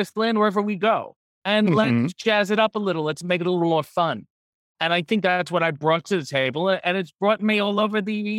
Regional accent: Newport, Rhode Island, United States; born there; I'm Newport, Rhode Island. So even further east, perhaps even a more humidity in the air.

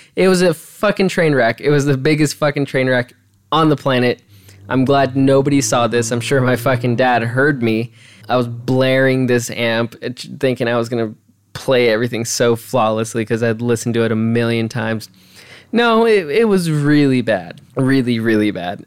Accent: California, United States; also born or lived in Los Angeles; I was born in Los Angeles. I mean, uh, that's not like it really matters, but hey, I was born there. We migrated over to the high desert

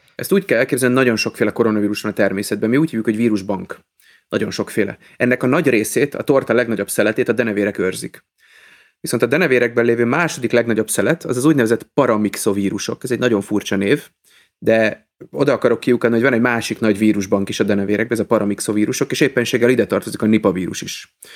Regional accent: Budapest, Hungary; moved away as an adult; now in Pécs, Hungary; én budapesti vagyok

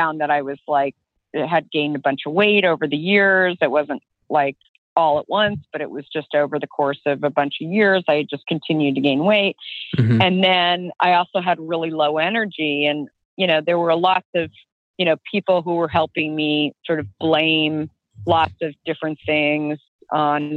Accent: Arizona, United States; I grew up in Arizona

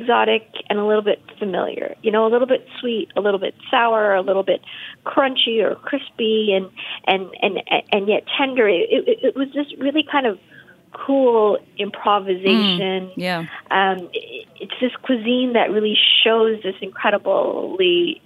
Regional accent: Vancouver, British Columbia, Canada; now in Toronto, Canada; I grew up in Vancouver

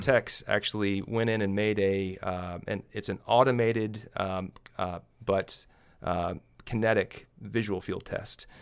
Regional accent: Little Rock, Arkansas, United States; now in Kansas, United States; I'm originally from Little Rock, Arkansas

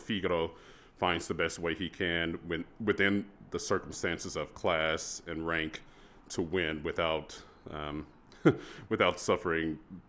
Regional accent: Texas, United States; So I grew up in Texas, and so the all-state choir process once you reach high school is very competitive

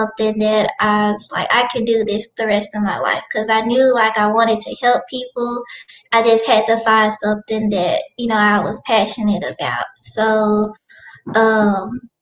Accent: Helena-West Helena, Arkansas, United States; moved away as an adult; now in Jonesboro, United States; I am originally from Helena, West Helena. It's a small town in Arkansas, and now I'm living in Jonesboro

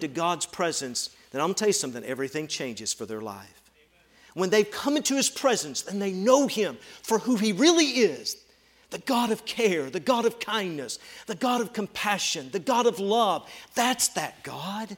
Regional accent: Tennessee, United States; moved away as an adult; also born or lived in rural Ohio; I grew up in Tennessee

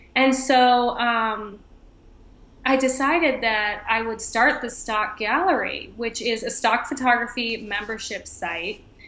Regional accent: Boston, Massachusetts, United States; moved away as an adult; also born or lived in Miami, Florida; now in Michigan, United States; I'm originally from Boston, Massachusetts

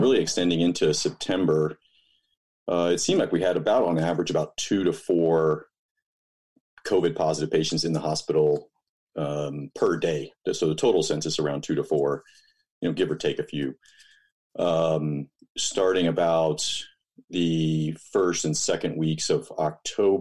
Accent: Dallas, Texas, United States; moved away as an adult; also born or lived in Houston, Texas / Hawaii; now in Boulder, United States; I was born and raised in Texas, grew up in Dallas

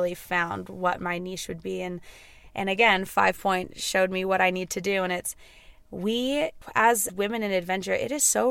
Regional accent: Carbondale, Colorado, United States; I'm from Carbondale, Colorado.

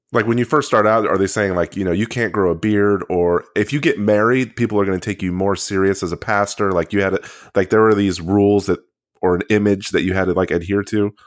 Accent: Central Texas, United States; we grew up in Central Texas, um, Korean black household

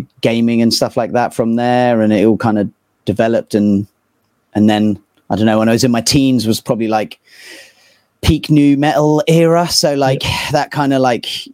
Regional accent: Poole, South West England, United Kingdom; moved away as an adult; also born or lived in Istanbul, Turkey / London; now in Bristol, United Kingdom; a little small town called Poole. So I grew up there

